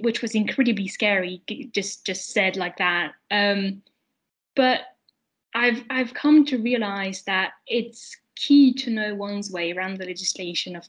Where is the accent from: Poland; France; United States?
France; moved away as an adult; also born or lived in London, United Kingdom; I lived in France, my home country up to then.